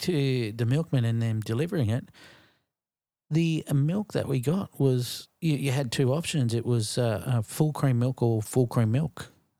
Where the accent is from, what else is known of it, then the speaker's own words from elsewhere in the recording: Australia; I'm from Australia.